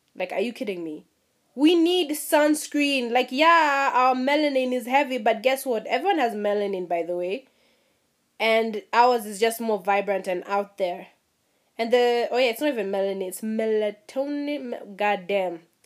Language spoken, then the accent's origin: English; Mombasa, Mombasa County, Kenya; my experience was growing up in Mombasa